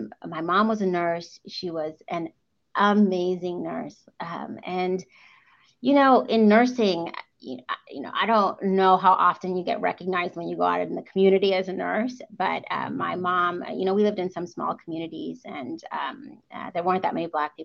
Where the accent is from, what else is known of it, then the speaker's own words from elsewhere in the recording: United States; first language English; also born or lived in Walla Walla, Washington; I immigrated to the United States when I was 3 months old. So I am probably as an immigrant, as American as it gets, seeing as I've lived a majority of my life here and I actually only speak English